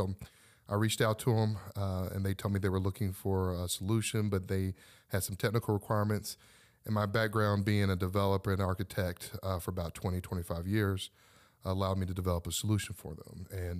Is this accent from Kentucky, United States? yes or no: yes; Louisville, Kentucky, United States; Well, I was born and raised in Louisville, Kentucky, and I didn't want to become an entrepreneur.